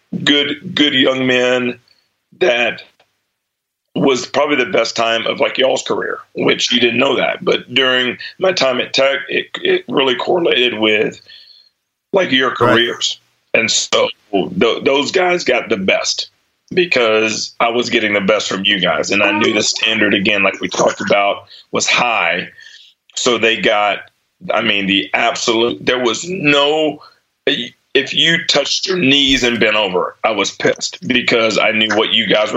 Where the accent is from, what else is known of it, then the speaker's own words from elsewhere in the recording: Mexia, Texas, United States; also born or lived in Dallas; growing up in Mahia? I was like, it was awesome.